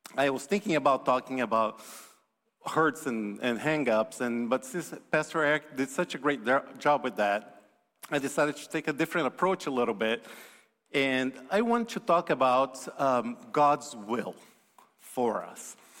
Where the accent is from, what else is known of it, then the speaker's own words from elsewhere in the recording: Brazil; moved away; I'm from Brazil originally